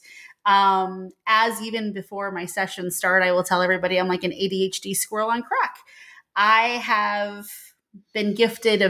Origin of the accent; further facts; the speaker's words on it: St. Petersburg, Florida, United States; I was born and raised in St. Petersburg, Florida.